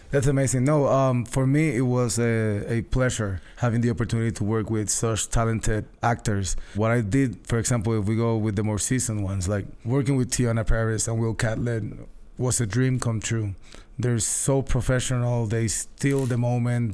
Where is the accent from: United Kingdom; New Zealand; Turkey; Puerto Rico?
Puerto Rico; San Juan; I'm from Puerto Rico